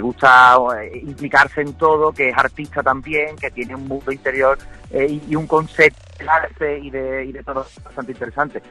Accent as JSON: {"language": "Spanish", "town": "Cádiz", "region": "Andalusia", "country": "Spain", "said": "yo soy de Cádiz"}